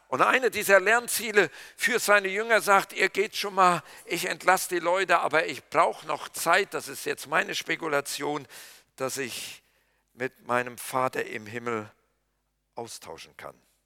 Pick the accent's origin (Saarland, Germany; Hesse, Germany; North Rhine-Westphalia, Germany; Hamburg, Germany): North Rhine-Westphalia, Germany; Kreuztal; moved away; in meiner Heimat weiß ich, das ist von Littfeld bis nach Eichen